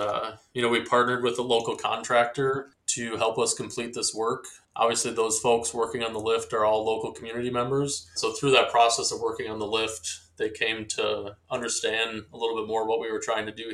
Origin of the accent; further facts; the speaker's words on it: Tomahawk, Wisconsin, United States; I grew up in Tomahawk, Wisconsin, which sits about 90 minutes due south of the resort